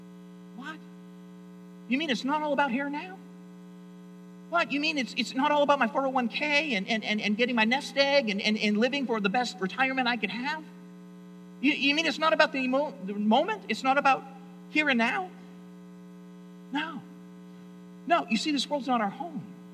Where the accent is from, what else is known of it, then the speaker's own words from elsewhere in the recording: United States; also born or lived in Toronto, Canada; I'm an American.